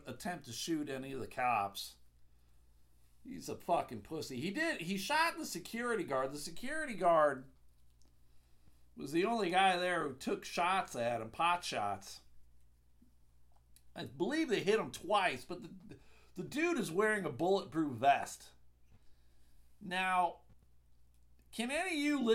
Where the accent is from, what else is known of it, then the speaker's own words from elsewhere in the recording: Clarence, New York, United States; moved away; also born or lived in Fredonia, New York / Buffalo, New York; I grew up in Clarence, New York, right outside of Buffalo